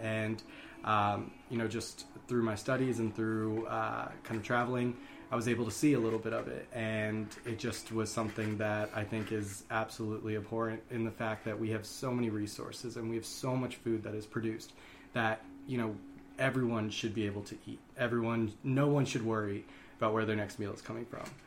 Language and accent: English; Columbia, Maryland, United States; also born or lived in Rochester, New York; I was born in Rochester, New York, but I grew up in Columbia, Maryland